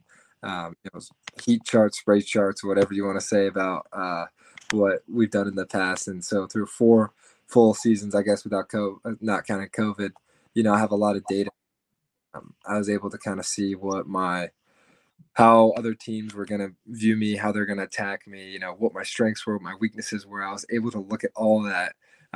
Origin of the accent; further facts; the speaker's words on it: Atlanta, Georgia, United States; moved away as an adult; now in Kentucky, United States; I'm from the Atlanta area, and there's Lake Point, which is like 45 minutes from my house